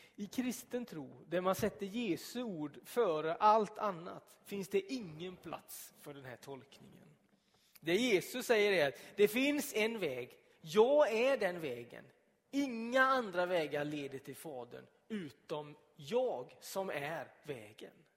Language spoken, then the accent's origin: Swedish; Donsö, Västra Götaland, Sweden; moved away; när jag bodde hemma på Donsö